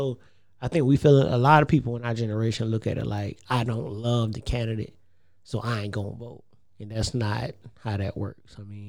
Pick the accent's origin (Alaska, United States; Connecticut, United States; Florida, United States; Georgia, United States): Georgia, United States; Savannah; I'm from Savannah. I'm proud to be from Savannah, but I'm not Mr. Savannah.